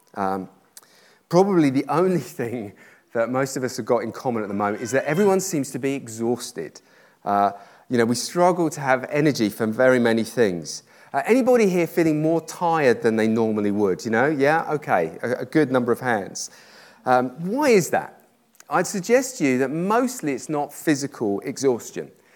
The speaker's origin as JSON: {"language": "English", "country": "United Kingdom", "said": "I'm British"}